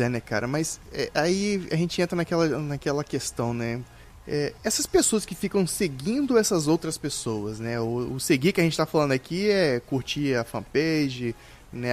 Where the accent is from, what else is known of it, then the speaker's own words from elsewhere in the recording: Vitória, Espírito Santo, Brazil; eu sou de Vitória, Espírito Santo